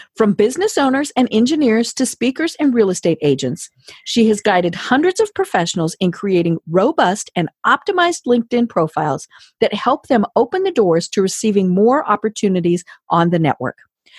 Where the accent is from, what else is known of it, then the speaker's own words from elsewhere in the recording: Colorado, United States; now in Atlanta, United States; even though we are both from Colorado. We never met until after I had moved to Atlanta.